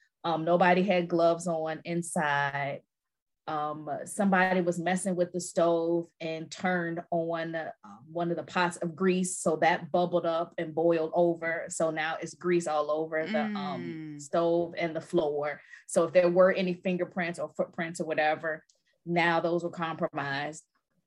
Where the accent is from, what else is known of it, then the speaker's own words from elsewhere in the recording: Chicago, Illinois, United States; Girl, I'm from Chicago. All of it's true.